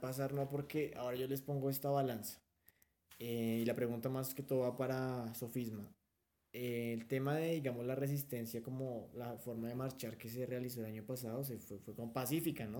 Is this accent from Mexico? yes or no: no; Colombia; como colombianos